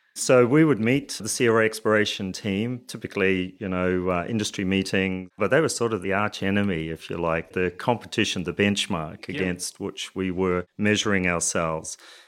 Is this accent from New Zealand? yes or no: yes; New Zealand; So, you know, by way of background, I'm a Kiwi, did my undergraduate degree in geology.